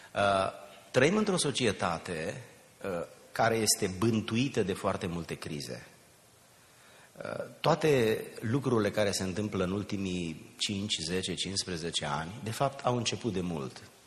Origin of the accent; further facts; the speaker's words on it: a village near Giurgiu, Muntenia, Giurgiu County, Romania; now in United States; din satul meu, un sat de lângă Giurgiu, sub București, pe malul Dunării, undeva în Muntenia